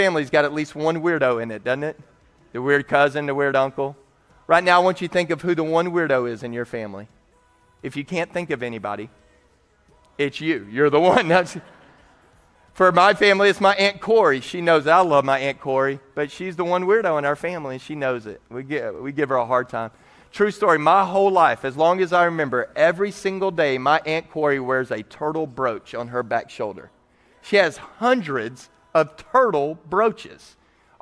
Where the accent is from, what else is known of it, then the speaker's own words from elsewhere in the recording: Texas, United States; I'm from Texas